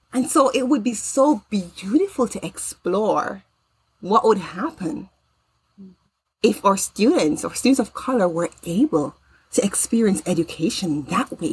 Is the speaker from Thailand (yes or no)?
no; Jamaica; now in United States; I grew up in Jamaica